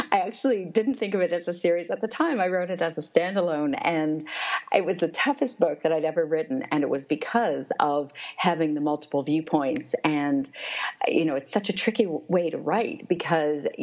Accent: Toronto, Ontario, Canada; I grew up in Toronto, which is, I think, still called the most multicultural city in the world.

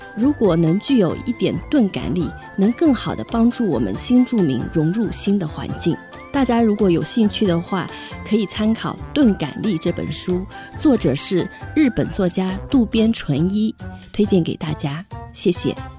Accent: Suzhou, Jiangsu, China; moved away as an adult; now in Hsinchu, Taiwan; 来自江苏苏州

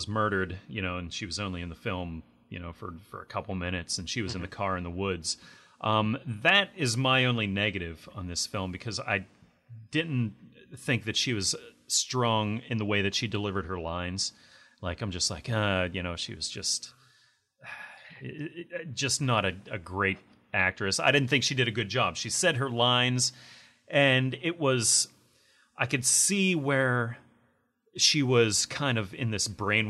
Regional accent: Pittsburgh, Pennsylvania, United States; I'm from the Pittsburgh area originally

